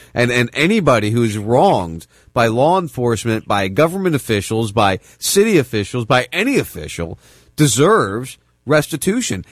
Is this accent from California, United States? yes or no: no; right outside Camden, New Jersey, United States; I grew up in New Jersey. I grew up right outside Camden